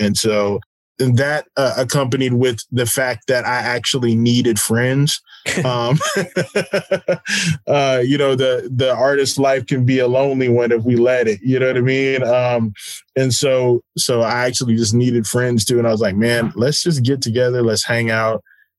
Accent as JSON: {"language": "English", "town": "San Antonio", "region": "Texas", "country": "United States", "tie": "born or raised there", "said": "I am the son of a military family. And so I grew up on Kelly Air Force Base."}